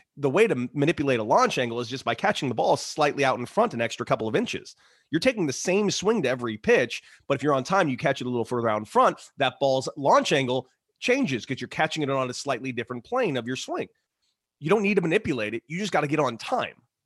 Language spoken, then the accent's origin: English; Los Angeles, California, United States; I was from Los Angeles, California. It's a hotbed of baseball, hotbed.